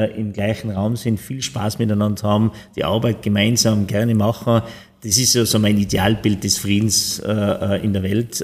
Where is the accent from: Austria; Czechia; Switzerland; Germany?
Austria; Tyrol; ich als Österreicher, als, als Tiroler, als Europäer